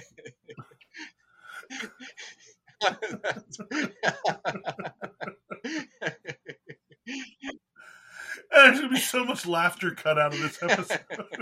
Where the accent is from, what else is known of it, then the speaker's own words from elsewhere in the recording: Pennsylvania, United States; now in Texas, United States; I grew up in Pennsylvania